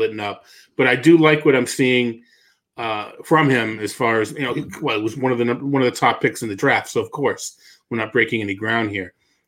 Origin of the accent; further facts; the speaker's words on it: Missouri, United States; I'm from Missouri